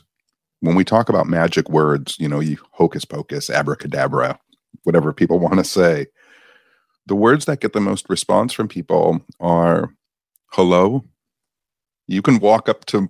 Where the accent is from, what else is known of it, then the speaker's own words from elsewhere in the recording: Michigan, United States; I'm from Michigan